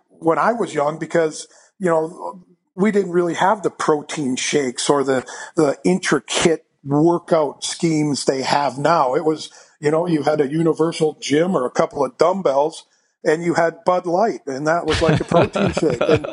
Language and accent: English; Canada; growing up in Canada as … son